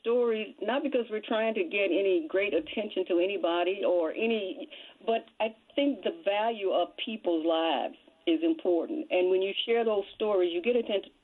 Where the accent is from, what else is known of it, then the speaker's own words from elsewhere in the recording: United States; I was born and raised in Mill Creek, and my family lived in Mill Creek until I was 17.